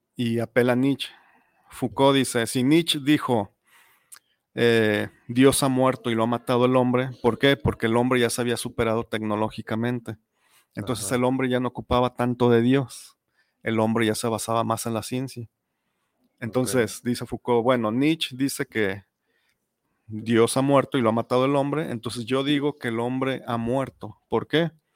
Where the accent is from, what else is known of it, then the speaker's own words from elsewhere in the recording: Mexico; como mexicano